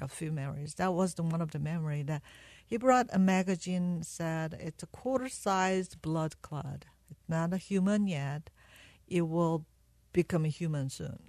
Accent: South Korea; now in United States; I was born in South Korea, and I met my husband when I was 16 and he was 17

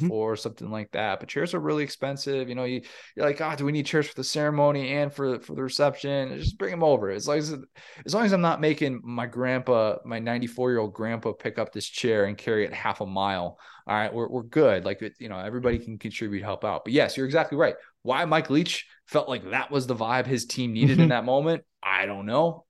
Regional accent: Midwest, United States; I grew up in the Midwest

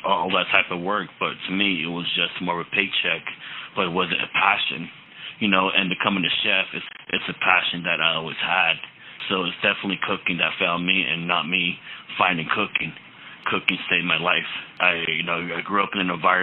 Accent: Navajo Nation, United States; moved away as an adult; also born or lived in Casper, Wyoming; now in Minneapolis, United States; going back to the Navajo Nation

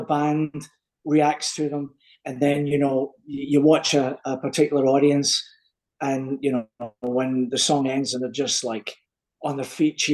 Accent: Coatbridge, Scotland, United Kingdom; moved away; Town I come from, even people from Glasgow never came in to mess with them, because it was off the charts. A wee town called Coatbridge

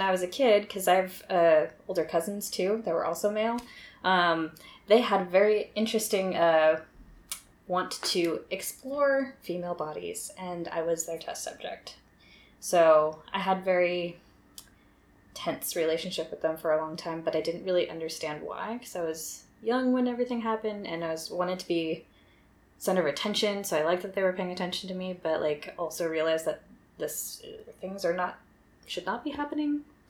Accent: Milpitas, California, United States; also born or lived in Los Gatos; I was born in Los Gatos, California in 1987. I have not spent a lot of time in Los Gatos, though, but, like, that was the closest hospital to where we lived, so.

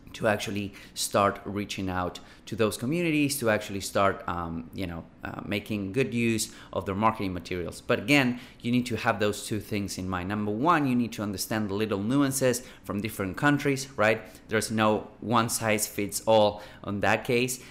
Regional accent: Buenos Aires, Argentina; moved away; I'm from, I am originally from Buenos Aires, Argentina

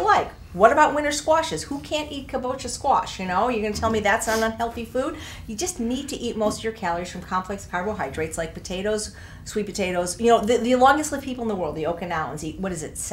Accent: Chicago, Illinois, United States; moved away; also born or lived in Pennsylvania; Born in Chicago, went to Penn.

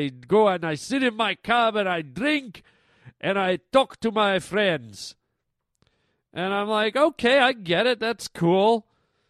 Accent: Canada; moved away; because I'm a Canadian boy, and sometimes I miss Canada, I miss being home

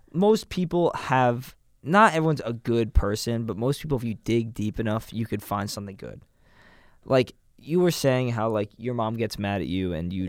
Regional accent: New York City, New York, United States; now in Boston, United States; I grew up in New York City

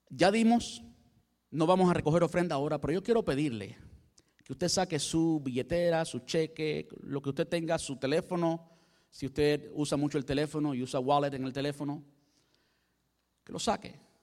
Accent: Cuba; Yo soy cubano

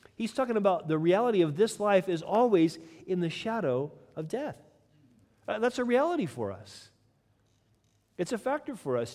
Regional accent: United States; I'm American

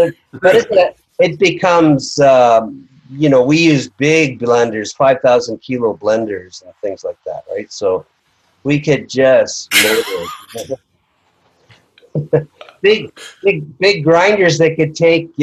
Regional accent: Toronto, Ontario, Canada; I was from Toronto

